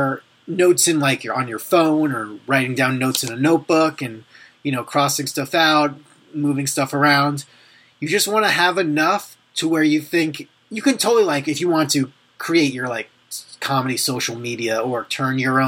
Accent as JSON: {"language": "English", "area": "Long Island", "region": "New York", "country": "United States", "tie": "born or raised there", "said": "I grew up on Long Island"}